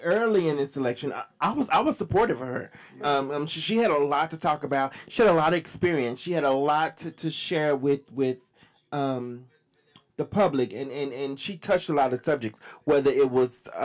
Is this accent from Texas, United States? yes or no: yes; Dallas, Texas, United States; I'm from Dallas